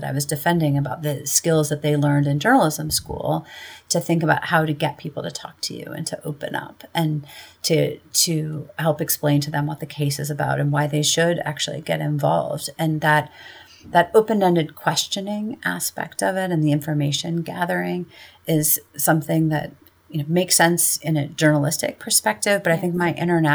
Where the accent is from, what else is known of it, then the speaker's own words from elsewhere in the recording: Midwestern US, United States; accent: Midwestern; moved away as an adult; now in New York City, United States; a white woman who perhaps has a bit of a Midwestern accent